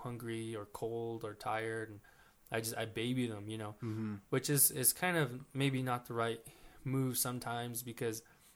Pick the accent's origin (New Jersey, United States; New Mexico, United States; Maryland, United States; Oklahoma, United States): New Mexico, United States; Mescalero; I'm from Mescalero.